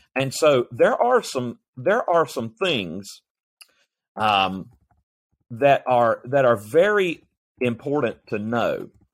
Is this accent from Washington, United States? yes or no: no; North Carolina, United States; my home state of North Carolina